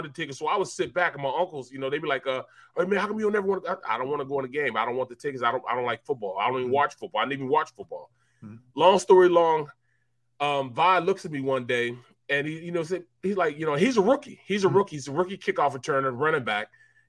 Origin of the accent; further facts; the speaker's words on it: St. Louis, Missouri, United States; Yeah, I'm from St. Louis